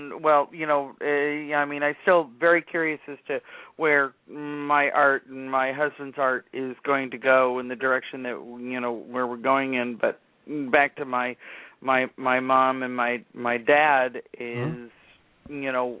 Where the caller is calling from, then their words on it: Virginia, United States; I am in Virginia.